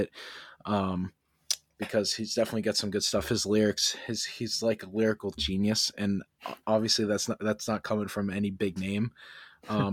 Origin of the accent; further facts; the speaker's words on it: Maine, United States; also born or lived in Peabody, Massachusetts; we're from Maine